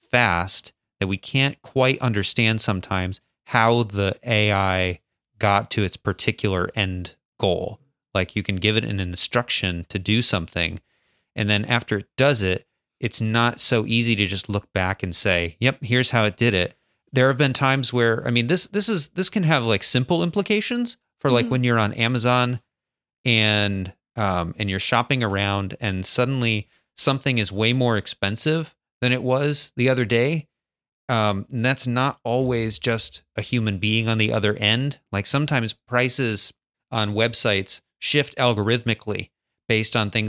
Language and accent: English; United States; No, we're American.